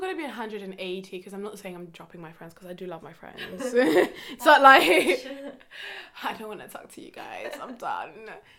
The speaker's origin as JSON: {"language": "English", "country": "Kenya", "tie": "born or raised there", "said": "So it's like when I was raised in Kenya, I was the white person, like I was that outsider person in a way."}